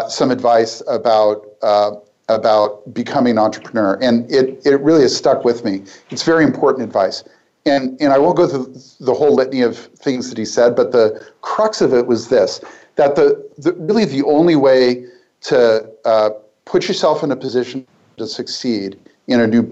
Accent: Portland, United States; my hometown in Portland

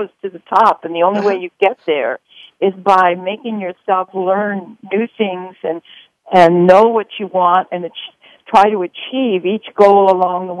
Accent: Honolulu, Hawaii, United States; in Hawaii, which is where I'm from. I'm from Honolulu

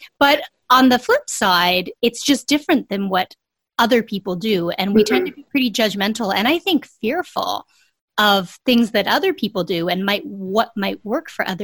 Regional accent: Canada; we're Canadian

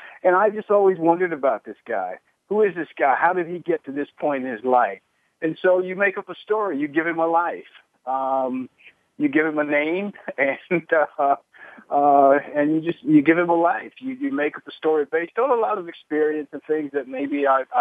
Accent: Birmingham, Alabama, United States; moved away; also born or lived in Los Angeles; I grew up in segregated Birmingham, Alabama

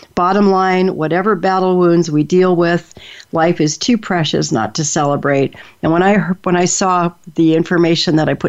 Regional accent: Seattle, Washington, United States; also born or lived in Denver, United States; But you know, I grew up in Seattle, and you know, and Denver, Colorado, and places like that. So I never had that experience of being the small town girl

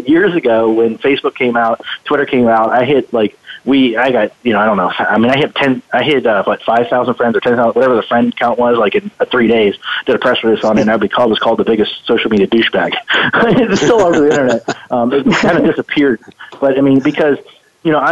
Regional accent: Youngstown, Ohio, United States; moved away; I was born in Ohio, in Youngstown, Ohio, down the stick or the Rust Belt, I guess we call it. That's where I was born

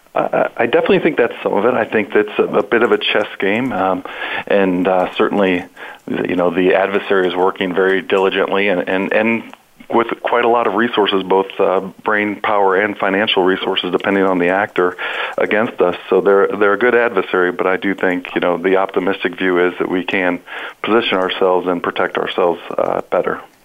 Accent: Ohio, United States; I'm also born and bred in Ohio

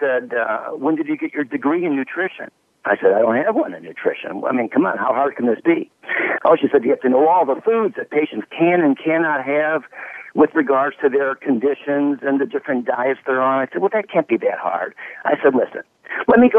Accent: Chicago, Illinois, United States; moved away as an adult; also born or lived in Dallas / Washington, D.C.; born and raised in Chicago

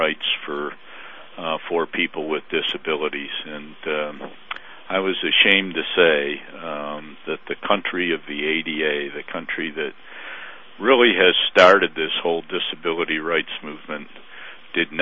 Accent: United States; as an American and one who has fought for his country

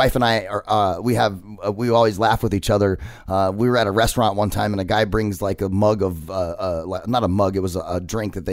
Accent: Arizona, United States; I'm a native of Arizona. I've been here my whole life.

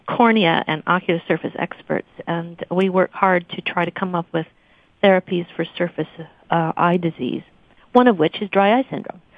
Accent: Missouri, United States; moved away as an adult; also born or lived in Arkansas / Portland, Oregon; now in Boston, United States; I came from the Midwest, uh, grew up in Missouri

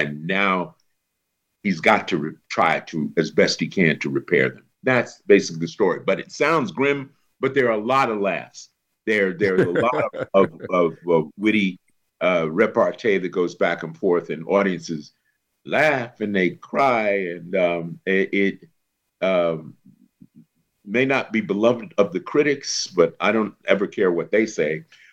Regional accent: New York City, New York, United States; I'm from a project boy just off 125th Street

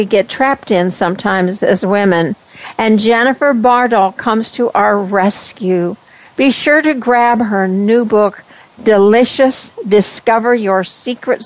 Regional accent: West Texas, United States; accent: twang; moved away; I came from West Texas, and when I heard myself, I thought, oh my gosh, I've got the twang

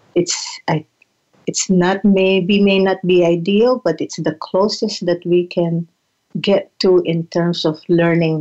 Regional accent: Philippines; now in Santa Rosa, United States; as a Filipina, as a settler, as a woman of color

